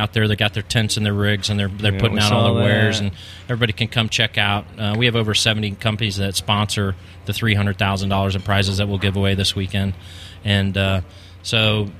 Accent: Colorado, United States; now in Kentucky, United States; I'm from Colorado

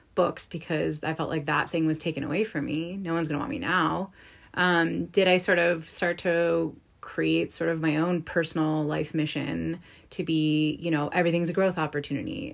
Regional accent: East Coast, United States; I'm from the East Coast

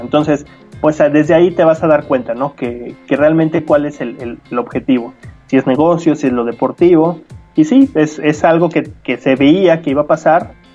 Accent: Mexico; nosotros como aficionados mexicanos, me incluyo

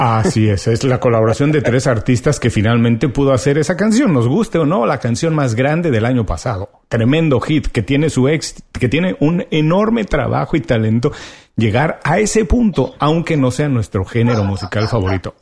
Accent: Mexico; yo como buen mexicano

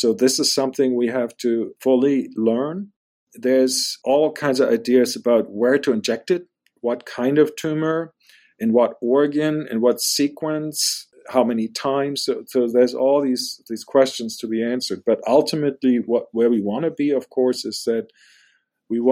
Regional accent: Germany; moved away as an adult; now in United States; I'm German. I was born in Germany

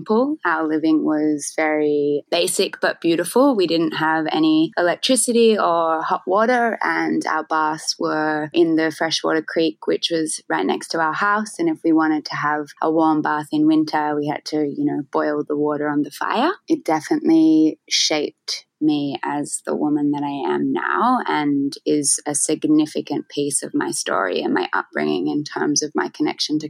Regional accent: Sydney, New South Wales, Australia; also born or lived in Lismore area, northern New South Wales; now in Bali, Indonesia; I grew up was born in Sydney in a home

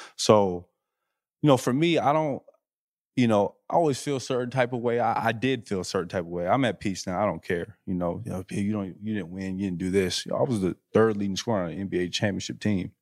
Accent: Flint, Michigan, United States; moved away as an adult; also born or lived in Utah / Los Angeles; I'm a kid from Flint

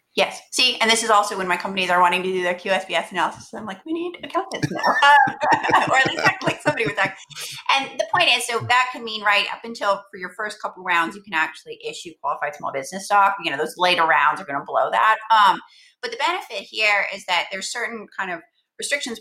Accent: Texas, United States; moved away as an adult; now in Bay Area, United States; I'm from Texas, at a firm in Texas, in Austin

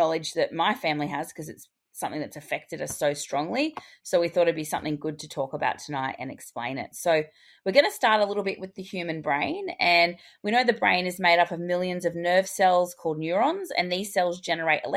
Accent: Australia; I'm your Australian hygiene host

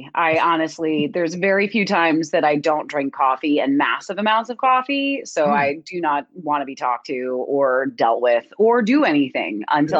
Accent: New Jersey, United States; Technically, I'm in an area that nobody believes exists called Central Jersey. People seem to think that there's like North and South, but there is a Central. I am due east of Philadelphia on the beach.

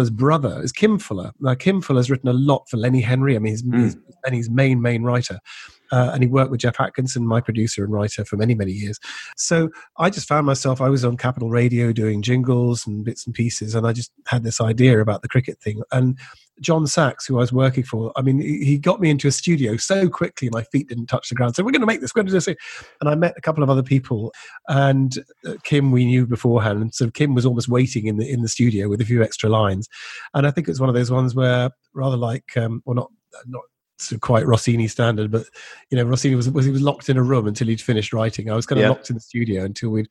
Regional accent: Edinburgh, Scotland, United Kingdom; I was born and brought up in Edinburgh

